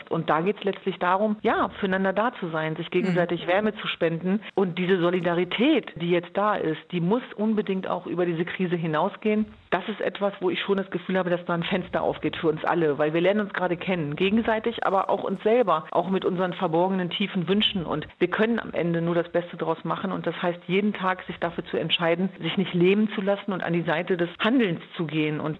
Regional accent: Hanover, Lower Saxony, Germany; Also für mich war ist natürlich Hannover Linden meine Heimat gewesen und ich war immer in beiden Welten zu Hause.

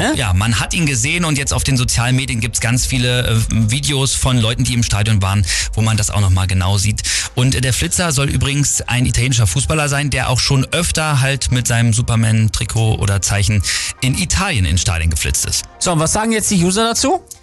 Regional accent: Germany; bei uns in Deutschland

